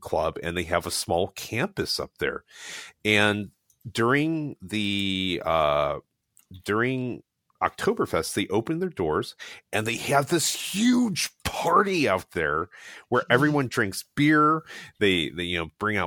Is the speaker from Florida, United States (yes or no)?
no; Columbus, Ohio, United States; I was born and lived in Columbus, Ohio when I went to college